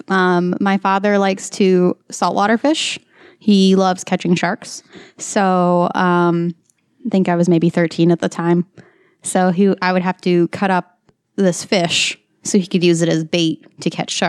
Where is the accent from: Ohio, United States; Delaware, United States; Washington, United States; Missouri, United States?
Missouri, United States; Slacks; I grew up in Slacks, Missouri